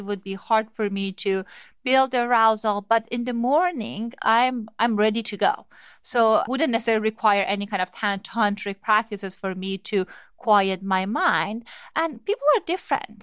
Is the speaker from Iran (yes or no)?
yes; Iran; moved away; I grew up in Iran